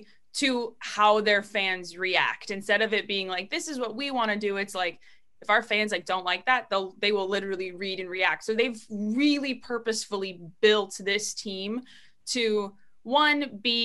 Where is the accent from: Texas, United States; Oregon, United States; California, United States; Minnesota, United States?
Minnesota, United States; St. Cloud; moved away as an adult; also born or lived in Madison, Wisconsin; now in Seattle, United States; I'm from St. Cloud, Minnesota, originally, born and raised there, and I went to college there